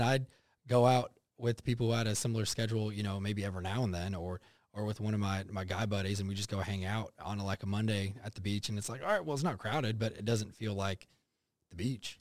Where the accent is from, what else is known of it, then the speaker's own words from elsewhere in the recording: United States; also born or lived in Texas / Oklahoma; growing up in Texas and Oklahoma